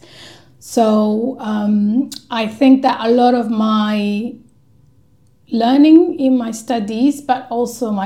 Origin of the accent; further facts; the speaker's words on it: Colombia; moved away as an adult; now in London, United Kingdom; I am from Colombia, and I am a migrant from the Global South, living in the Global North